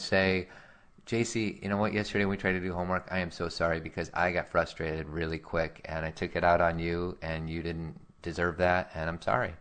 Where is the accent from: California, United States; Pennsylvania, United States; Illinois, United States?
Illinois, United States; Chicago; as a kid growing up in Chicago